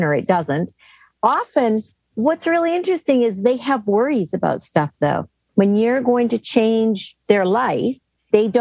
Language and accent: English; Canada; moved away as an adult; now in United States; I grew up in Canada and then I took a job in the United States when I was almost 40